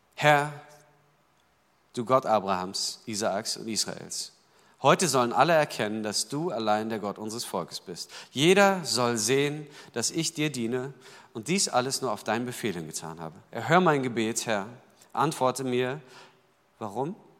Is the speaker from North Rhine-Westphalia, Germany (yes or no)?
no; Berlin, Germany; ich kam dahin als Berliner sozusagen sprachfremd und sachfremd